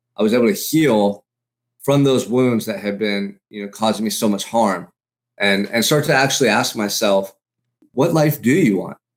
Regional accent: Santa Barbara, California, United States; Growing up in Santa Barbara, for me, has been, like, paradise

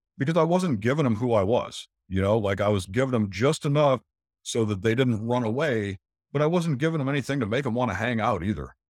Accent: St. Petersburg, Florida, United States; moved away as an adult; also born or lived in Michigan; now in Gray Court, United States; I grew up in Saint Petersburg, which is Tampa Bay area

